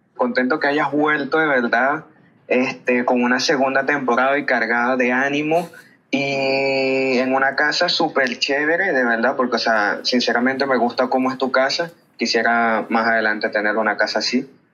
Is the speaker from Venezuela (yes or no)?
yes; Venezuela; now in Valledupar, Colombia; soy venezolano, pero estoy aquí en, el, en Colombia, Valledupar.